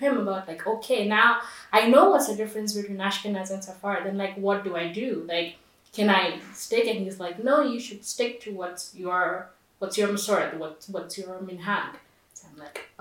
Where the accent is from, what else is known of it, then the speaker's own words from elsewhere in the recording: India; moved away as an adult; now in Jerusalem, Israel; I'm from India